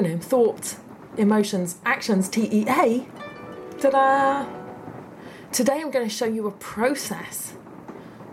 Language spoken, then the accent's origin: English; United Kingdom; I'm a Brit